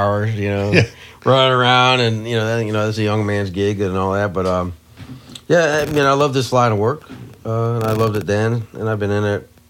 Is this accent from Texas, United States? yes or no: no; Missouri, United States; I'm from Missouri